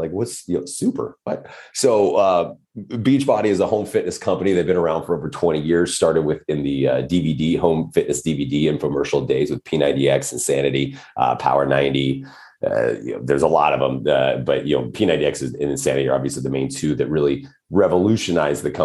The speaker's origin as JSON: {"language": "English", "town": "Odessa", "region": "Texas", "country": "United States", "tie": "born or raised there", "also_born_or_lived": "California / Lubbock, Texas / Washington State", "moved": "as an adult", "lives_now": "Los Angeles, United States", "said": "I did grow up mostly in West Texas, just outside of a small town, just outside of Odessa"}